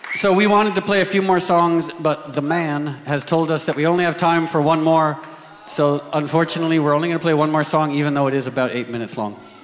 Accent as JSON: {"language": "English", "country": "United States", "said": "I was from the United States"}